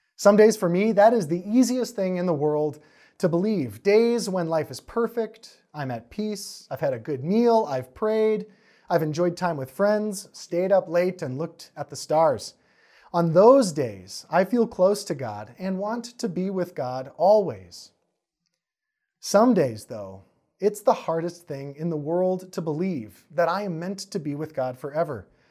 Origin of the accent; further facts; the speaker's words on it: Wisconsin, United States; I'm from Wisconsin